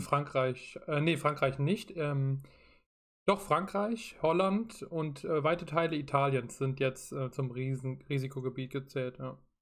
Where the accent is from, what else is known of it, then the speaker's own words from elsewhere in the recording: Rhineland-Palatinate, Germany; ich komme aus Rheinland-Pfalz